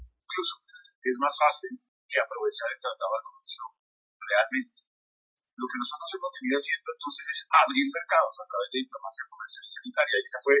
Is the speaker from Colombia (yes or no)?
yes; Colombia